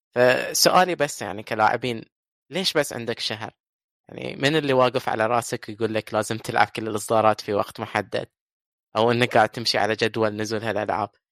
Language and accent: Arabic; Bahrain; عندنا في البحرين